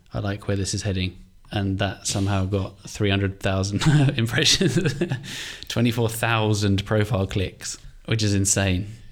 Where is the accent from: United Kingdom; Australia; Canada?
United Kingdom; England; moved away as an adult; also born or lived in Ireland / Finland / Cape Town / Saudi Arabia; now in Mauritius; I'm from England, I'm Irish, Finnish, so we both lived in each country